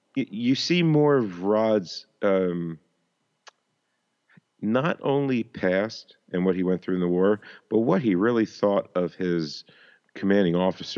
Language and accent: English; Philadelphia, Pennsylvania, United States; I'm from Philadelphia, born and raised on the playgrounds where I smelled it a lot of my days, honestly.